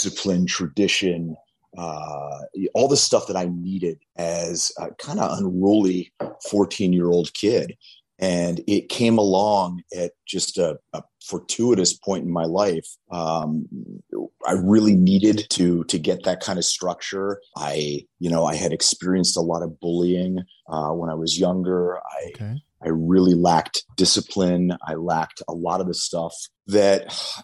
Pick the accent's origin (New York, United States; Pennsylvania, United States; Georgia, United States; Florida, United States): Pennsylvania, United States; New Castle; moved away; I was actually just back in my hometown of Newcastle, Pennsylvania